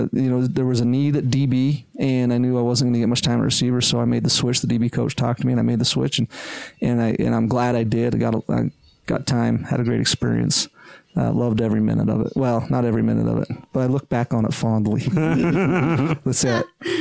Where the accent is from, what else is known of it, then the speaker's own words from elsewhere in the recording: Provo, Utah, United States; also born or lived in Iowa / Rochester, Minnesota; I'm a native of this land. I was born and raised down in Provo.